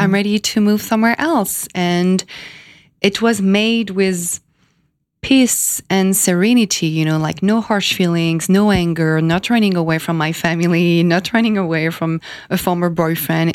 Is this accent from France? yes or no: yes; France; moved away as an adult; also born or lived in Miami / California; now in New York, United States; I was born in France 33 years ago.